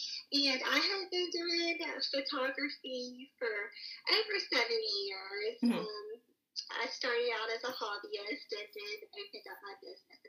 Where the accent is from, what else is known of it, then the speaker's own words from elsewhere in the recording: Columbia, South Carolina, United States; now in Charleston, United States; So I was born in Columbia, South Carolina, which okay. is the capital. Mm-hmm, mm-hmm. And I have been in Charleston for about 10 years.